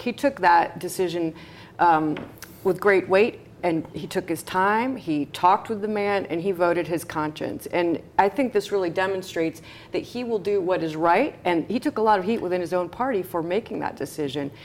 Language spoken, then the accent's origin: English; Long Beach, Indiana, United States; had a home in Long Beach, Indiana, my hometown.